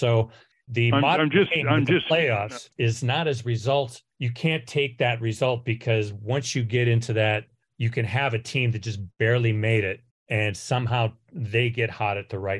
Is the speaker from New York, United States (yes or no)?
no; Cleveland, Ohio, United States; I'm from Cleveland.